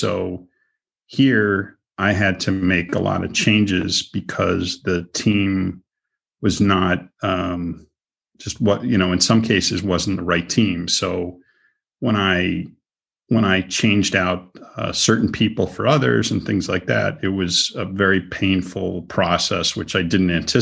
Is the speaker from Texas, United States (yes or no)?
no; Boston, Massachusetts, United States; now in Florida, United States; I'm from Boston